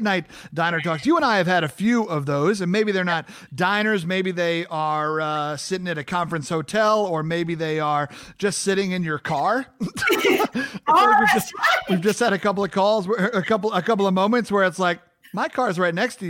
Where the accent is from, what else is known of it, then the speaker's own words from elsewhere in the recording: Long Island, New York, United States; moved away; because I'm from the North, we didn't have grits on Long Island.